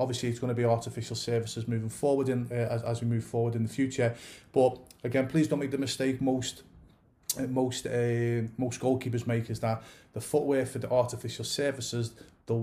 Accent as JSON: {"language": "English", "region": "England", "country": "United Kingdom", "said": "I'm originally from England"}